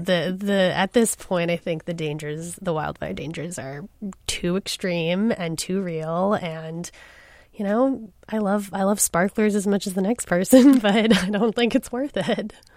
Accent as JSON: {"language": "English", "region": "Southern California", "country": "United States", "tie": "born or raised there", "also_born_or_lived": "Pasadena, California", "moved": "as an adult", "lives_now": "Seattle, United States", "said": "I grew up in Southern California. I don't really consider my, any of my childhood to be in Seattle."}